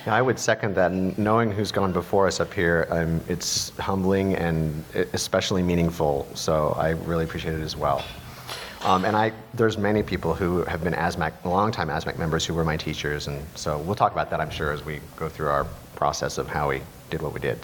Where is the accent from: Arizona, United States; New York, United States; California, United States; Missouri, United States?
Missouri, United States; I grew up in Missouri